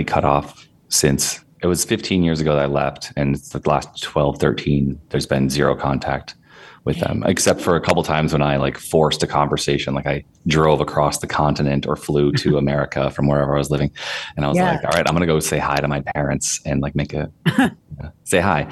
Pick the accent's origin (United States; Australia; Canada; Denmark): United States; northern Wisconsin; moved away; also born or lived in Minneapolis; I grew up in northern Wisconsin